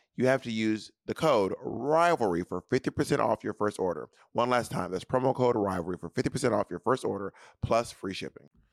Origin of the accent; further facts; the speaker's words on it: Columbus, Georgia, United States; I was born in Columbus, Georgia at the medical center.